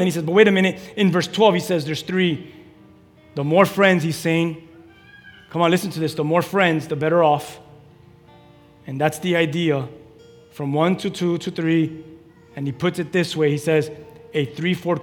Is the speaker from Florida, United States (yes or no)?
yes; Key West, Florida, United States; I'm from Key West.